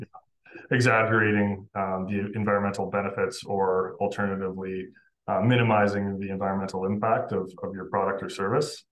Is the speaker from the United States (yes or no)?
no; Oxbow, Saskatchewan, Canada; moved away as an adult; now in Calgary, Canada; I grew up in Oxbow, Saskatchewan